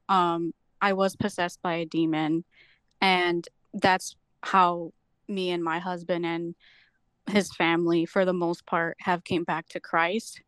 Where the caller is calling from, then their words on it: Beach Park, Illinois, United States; I'm calling from Beach Park, Illinois